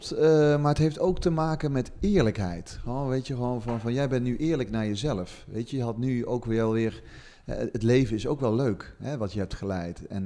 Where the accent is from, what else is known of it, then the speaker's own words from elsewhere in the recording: the south, Netherlands; ik kom uit het zuiden van het land, dat hoor je niet aan